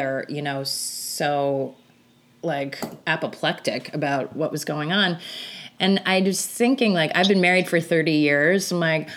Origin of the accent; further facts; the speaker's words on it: New York City, New York, United States; I'm from New York. I live in New York.